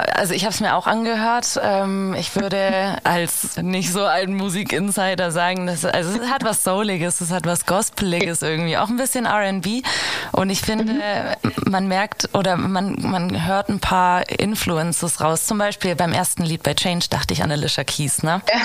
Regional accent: Giessen, Hesse, Germany; moved away; ich komm aus Hessen, aus Gießen.

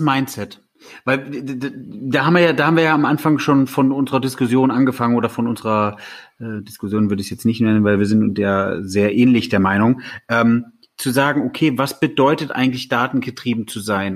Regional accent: Germany; wir als Deutsche

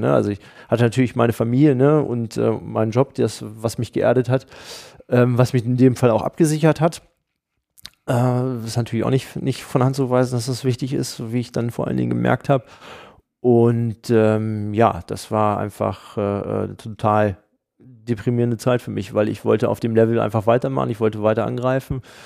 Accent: Hanover, Lower Saxony, Germany; als Hannoveraner

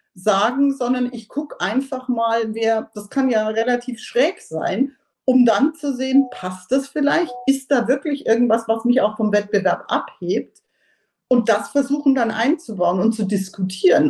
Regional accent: Germany; als, als Deutsche

